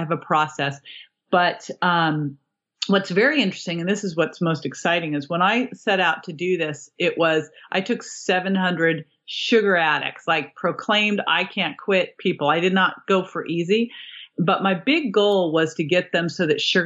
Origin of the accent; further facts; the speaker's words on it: Berkeley, California, United States; I grew up in Berkeley.